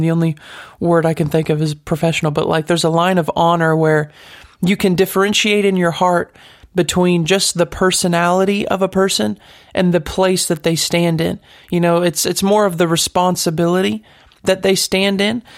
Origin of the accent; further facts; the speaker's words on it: United States; As an American